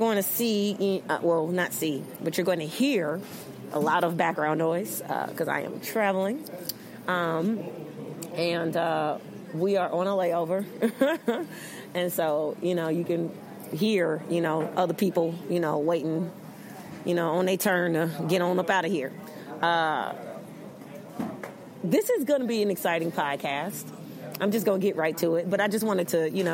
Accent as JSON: {"language": "English", "town": "Chicago", "region": "Illinois", "country": "United States", "tie": "born or raised there", "also_born_or_lived": "Los Angeles, United States", "moved": "as an adult", "said": "where I'm from, Chicago, my hometown Chicago, my birthplace"}